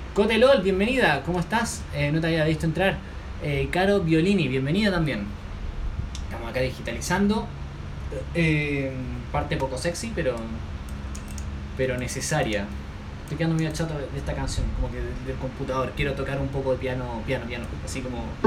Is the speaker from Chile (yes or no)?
yes; Santiago, Santiago Metropolitan Region, Chile; soy de Chile, Santiago de Chile